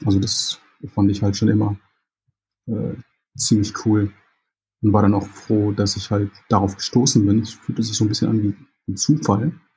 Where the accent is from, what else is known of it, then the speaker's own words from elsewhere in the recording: Jamaica; now in Germany; Ich äh, bin Jamaikaner, gebürtiger Jamaikaner und habe noch die jamaikanische Staatsbürgerschaft